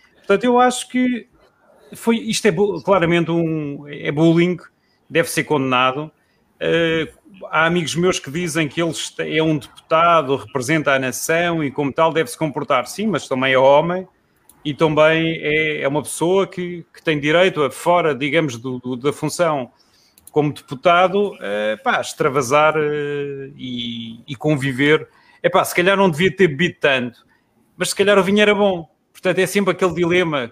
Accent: Portugal; moved away as an adult; Eu saí de Portugal com 18 anos

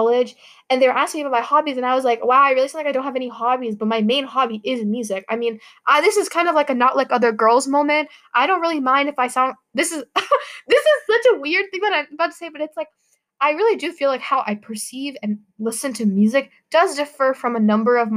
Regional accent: United States; I'm Pakistani American

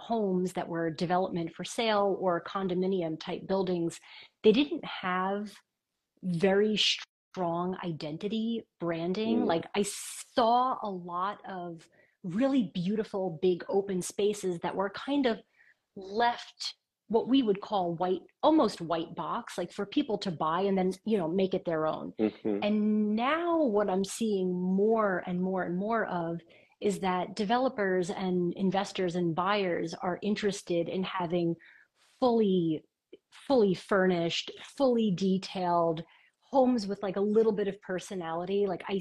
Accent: New York City, New York, United States; also born or lived in Miami, United States; I grew up in New York City. I'm a New York City girl 100%

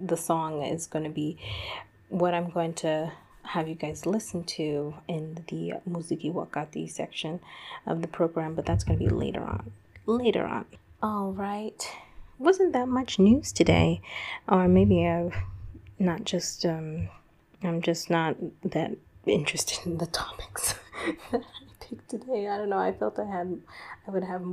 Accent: United States; growing up in the United States

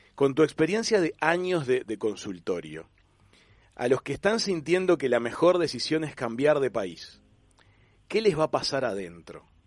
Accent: Uruguay; moved away; also born or lived in Argentina; Yo nací en Uruguay, viví unos años en Argentina y la verdad que ah, quedé, como, en el medio

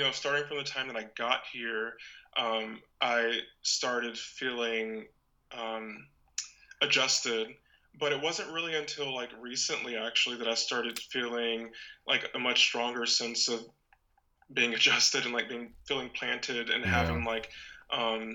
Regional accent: Panama City, Florida, United States; moved away as an adult; also born or lived in Orlando, Florida / Montevallo, Alabama; now in Maryland, United States; I lived there until I was 8, and then I did essentially like all of my public schooling in Panama City.

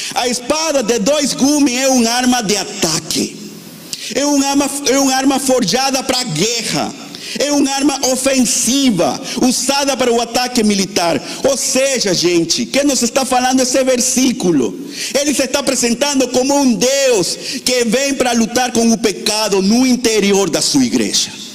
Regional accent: Venezuela; now in Brazil; eu sou da Venezuela

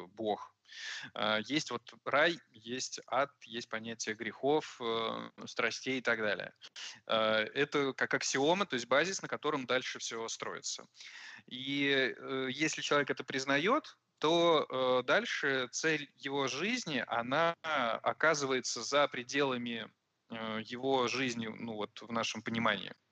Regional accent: Moscow, Russia; also born or lived in Tashkent, Uzbekistan; now in Valencia, Spain; родился я в Ташкенте, жил там до 9 лет, а потом мы переехали в Москву на 4 года

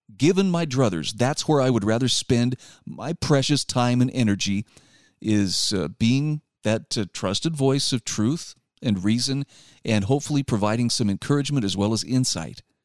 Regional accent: Utah, United States; my home state of Utah

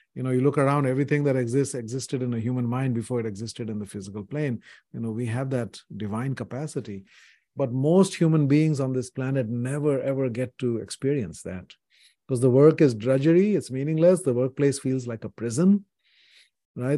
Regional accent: India; when I was growing up in India in the seventies

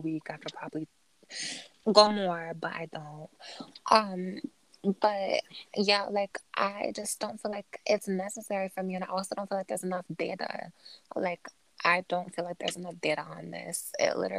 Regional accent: United States; I'm an American

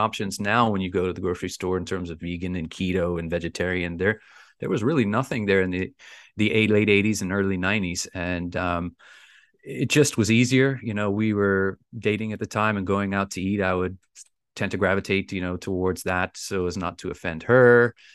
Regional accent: Bermuda; I'm from the beautiful island of Bermuda.

